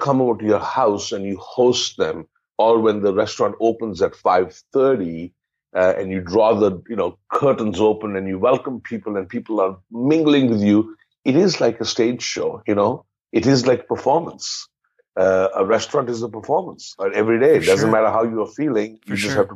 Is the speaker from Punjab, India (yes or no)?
yes; Amritsar, Punjab, India; also born or lived in Delhi / Mumbai / Austria; now in Canada; I'm a Punjabi from Amritsar. I my parents were born and brought up in Amritsar. I was born in Amritsar